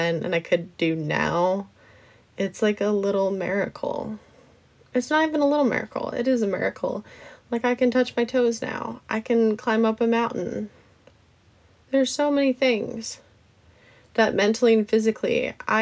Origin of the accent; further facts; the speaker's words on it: Alaska, United States; moved away; I grew up in Alaska